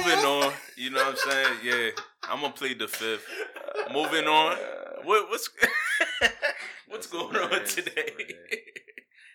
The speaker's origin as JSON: {"language": "English", "region": "Virginia", "country": "United States", "also_born_or_lived": "Baltimore / California", "moved": "yes", "said": "I'm a Virginia boy."}